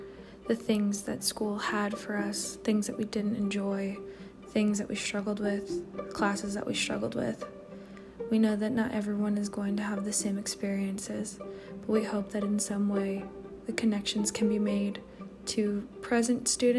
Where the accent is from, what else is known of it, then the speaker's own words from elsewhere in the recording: Chicago, Illinois, United States; I grew up in the Midwest, the suburbs of Chicago to be exact